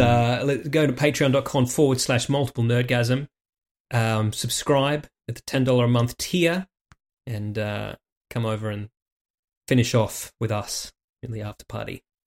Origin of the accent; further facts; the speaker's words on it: Warragamba, New South Wales, Australia; growing up in fucking Warragamba in the eighties